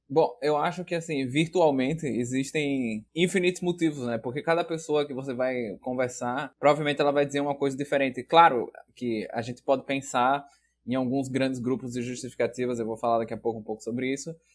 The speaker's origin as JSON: {"language": "Portuguese", "town": "Aracaju", "region": "Sergipe", "country": "Brazil", "moved": "as an adult", "lives_now": "Porto Alegre, Brazil", "said": "Embora eu seja de Aracaju, eu mudei de Aracaju para Porto Alegre para fazer a graduação em psicologia."}